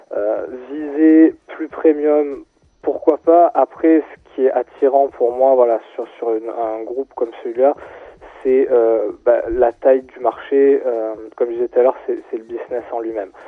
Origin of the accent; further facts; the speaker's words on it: Marseille, Provence-Alpes-Côte d'Azur, France; moved away; also born or lived in Grenoble; moi je suis né à Marseille, j'ai grandi à Marseille